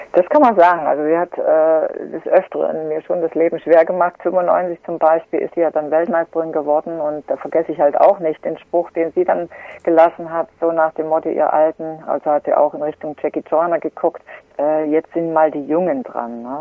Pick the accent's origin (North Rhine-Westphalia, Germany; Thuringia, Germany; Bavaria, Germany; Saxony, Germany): Thuringia, Germany; Gera; born or raised there